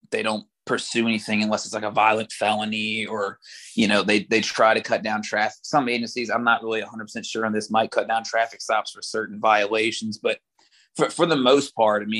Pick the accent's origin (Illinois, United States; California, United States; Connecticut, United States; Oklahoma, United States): Oklahoma, United States; accent: country; now in Louisiana, United States; I was born in Oklahoma